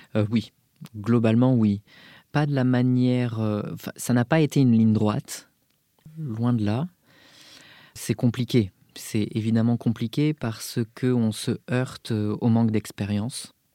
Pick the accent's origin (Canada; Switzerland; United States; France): France; Bordeaux, Nouvelle-Aquitaine; now in Paris, France; je suis originaire donc de Bordeaux, plus principalement euh, du bassin d'Arcachon.